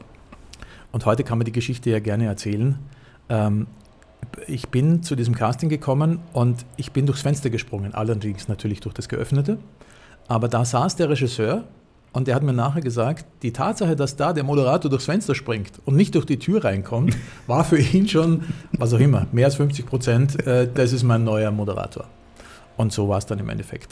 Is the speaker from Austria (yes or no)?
yes; Austria; moved away; dass ich als Österreicher